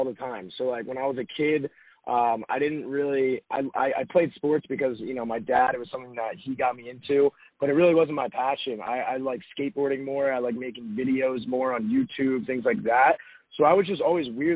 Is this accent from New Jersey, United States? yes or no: yes; Robbinsville, New Jersey, United States; moved away as an adult; also born or lived in Arizona; I am originally from Robbinsville, New Jersey, very small town. Grew up there, went to high school there